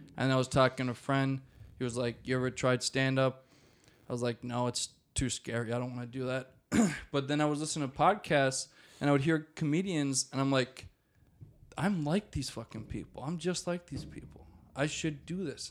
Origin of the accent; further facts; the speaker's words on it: Maple Grove, Minnesota, United States; also born or lived in Rogers, Minnesota; I was raised in Maple Grove, and then we moved to Rogers when I was, like, twelve, and I've lived there since